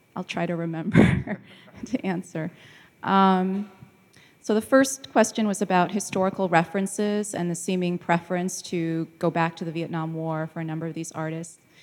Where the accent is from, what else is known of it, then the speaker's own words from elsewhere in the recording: United States; moved away as an adult; now in London, United Kingdom; as an American who then, uh, has moved to London for work